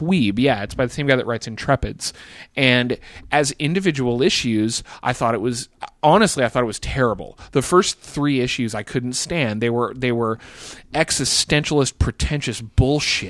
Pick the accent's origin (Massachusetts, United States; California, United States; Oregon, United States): Oregon, United States; Bend; Bend, Oregon, which is the town that I grew uh, that I graduated high school from